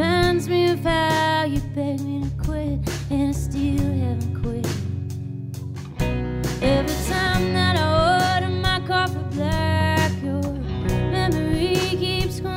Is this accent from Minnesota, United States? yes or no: yes; Minnesota, United States; moved away as an adult; now in Nashville, United States; we're all from Minnesota